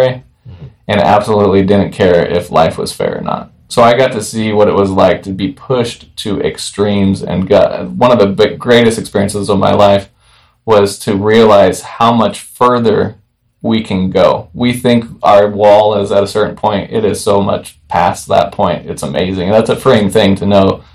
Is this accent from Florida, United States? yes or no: no; Hemet, California, United States; I'm from Hemet.